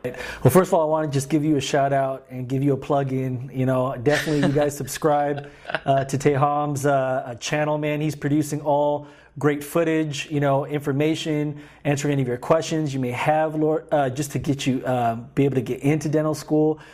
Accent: Guam; moved away as an adult; I was born and raised in Guam for about twenty years of my life

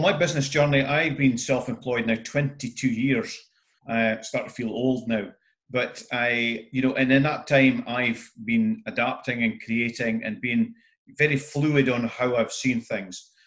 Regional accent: north-east Scotland, United Kingdom; being typical Scottish northeast

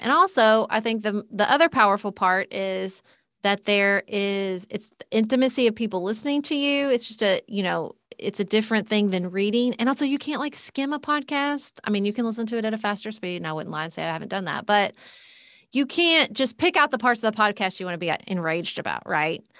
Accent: Paducah, Kentucky, United States; I ran for city commission in my hometown of P, Paducah, Kentucky.

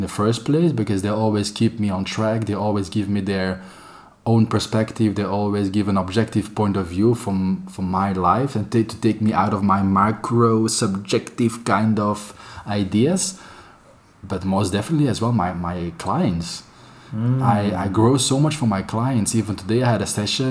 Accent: Antwerp, Flanders, Belgium; moved away as an adult; now in Barcelona, Spain; I'm from Antwerp, the most beautiful city of Belgium

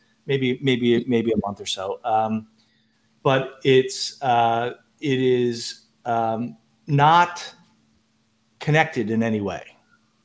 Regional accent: United States; I'm American

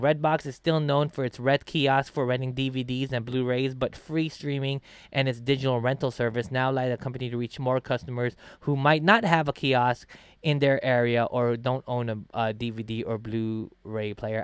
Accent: Philippines; now in United States; I'm from the Philippines

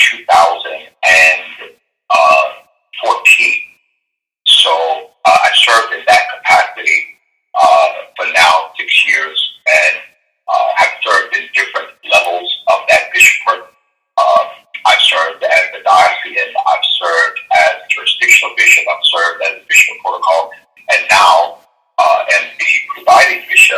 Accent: Baltimore, Maryland, United States; I am born and raised in Baltimore. I've lived here all of my life

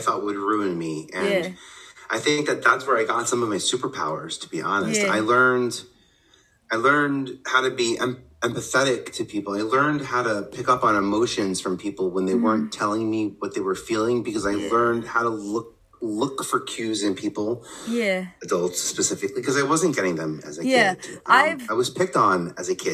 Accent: New York City, New York, United States; I'm from Staten Island. I brought my Tottenville High School

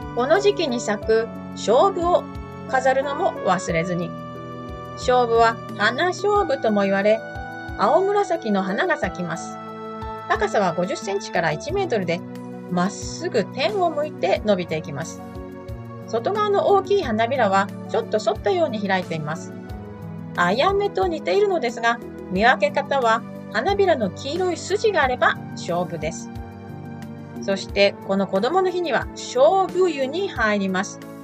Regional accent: Kanto, Japan; now in Melbourne, Australia; 関東の出身

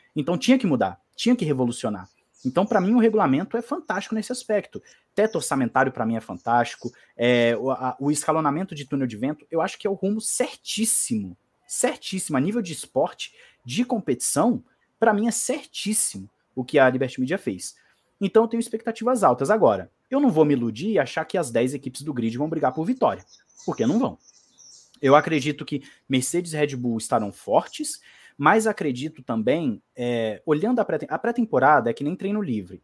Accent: Brazil; Eu, como brasileiro

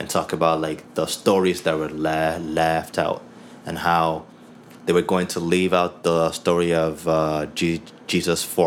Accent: Nigeria; now in Canada; I'm Nigerian. I'm a Nigerian Canadian. I'm a Nigerian that moved to Canada.

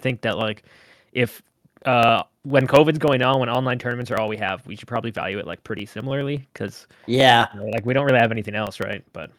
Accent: Canada; because I'm Canadian.

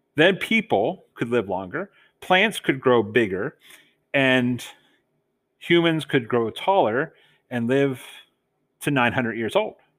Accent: Delaware, United States; accent: Southern; moved away; us Southerners, when I grew up in Delaware, say water, like there's a D in it

